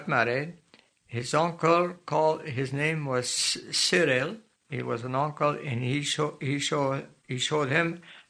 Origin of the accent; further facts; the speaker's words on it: Saint-Sylvère, Quebec, Canada; moved away as an adult; also born or lived in British Columbia; now in Chilliwack, Canada; I was born in a rural area called a little parish called Saint-Sylvaire, County Nicolette, province of Quebec.